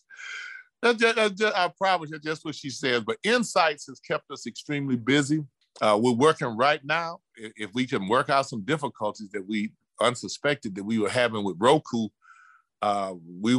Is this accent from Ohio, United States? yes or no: yes; Cleveland, Ohio, United States; moved away; I was raised in Cleveland, and the educational system was a little different